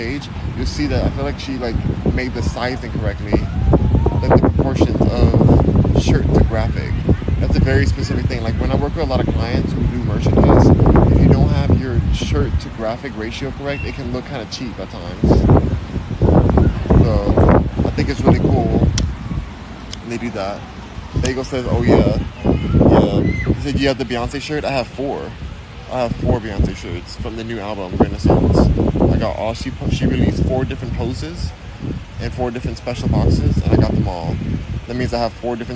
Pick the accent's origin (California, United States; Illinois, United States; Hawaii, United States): California, United States; I am from California. I'm born and raised in California